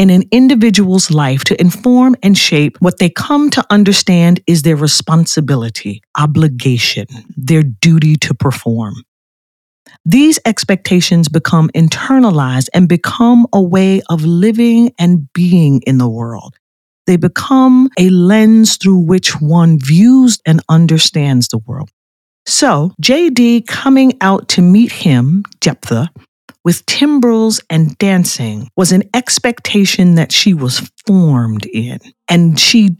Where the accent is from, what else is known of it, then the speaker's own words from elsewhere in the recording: New York, United States; I was raised in the North, in New York